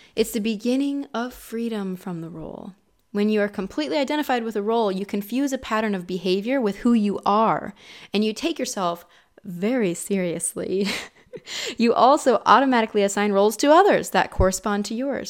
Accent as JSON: {"language": "English", "region": "Ohio", "country": "United States", "tie": "born or raised there", "also_born_or_lived": "California", "said": "in Ohio, where I'm from, born and raised"}